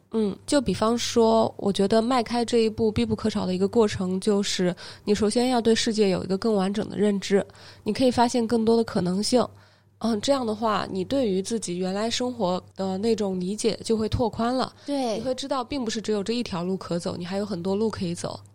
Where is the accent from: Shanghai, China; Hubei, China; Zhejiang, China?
Hubei, China; now in Shenzhen, China; 我是湖北人